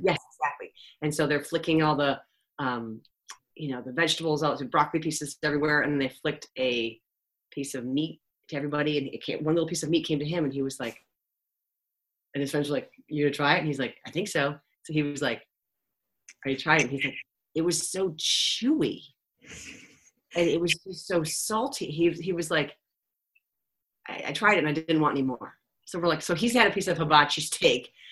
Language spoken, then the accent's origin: English; Cleveland, Ohio, United States; I'm from Cleveland, Ohio, where like garlic salt rules